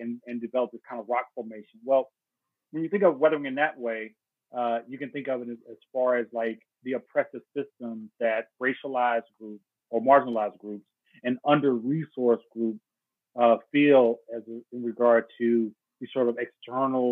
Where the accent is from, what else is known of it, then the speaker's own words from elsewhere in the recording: Dallas, Texas, United States; also born or lived in Houston, Texas; I was born in Houston, raised in Dallas, Texas, went to high school at Dallas Carter High School